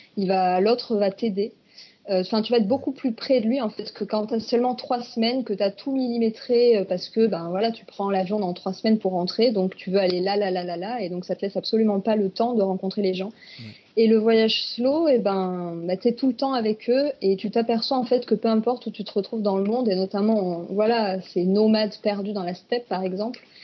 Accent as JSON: {"language": "French", "country": "France", "said": "Il y a même des plages à côté de chez nous en France"}